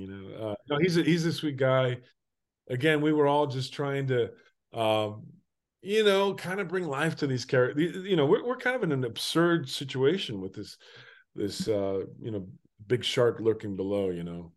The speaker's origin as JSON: {"language": "English", "region": "Durango", "country": "Mexico", "tie": "born or raised there", "said": "I'm Mexican. I was born in Durango, Durango in nineteen seventy"}